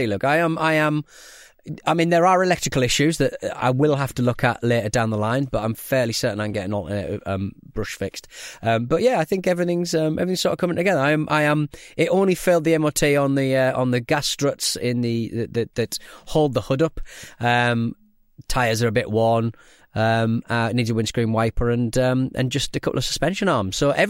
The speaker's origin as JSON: {"language": "English", "region": "London", "country": "United Kingdom", "said": "I'm from Audi, South London."}